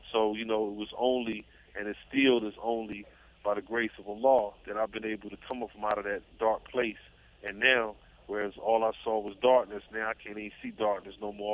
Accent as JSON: {"language": "English", "town": "Raleigh", "region": "North Carolina", "country": "United States", "tie": "born or raised there", "said": "I'm from Raleigh, North Carolina."}